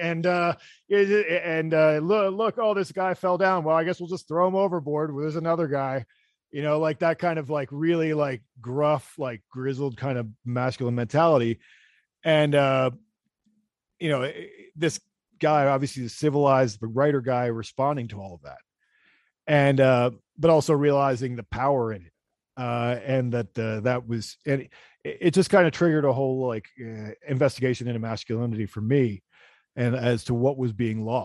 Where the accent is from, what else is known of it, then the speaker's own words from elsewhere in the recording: Pennsylvania, United States; moved away; also born or lived in New York City; I'm from Pennsylvania, Pennsylvania Dutch, and so German, and German and English and whatever.